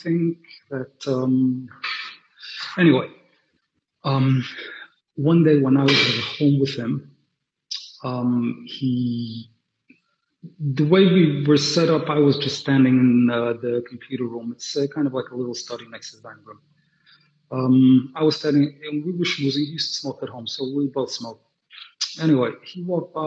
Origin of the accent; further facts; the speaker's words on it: New York City, New York, United States; also born or lived in London; I grew up in Brooklyn, like I said before, and Williamsburg, to be specific. I'm a Willy boy, in a very Hasidic family